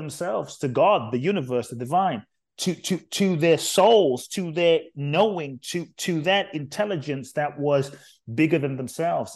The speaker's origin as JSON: {"language": "English", "region": "London", "country": "United Kingdom", "tie": "born or raised there", "also_born_or_lived": "Ghana", "moved": "yes", "lives_now": "United States", "said": "I was born in Ghana, West Africa. My father's from Ghana, my mother's Japanese. I grew up in London"}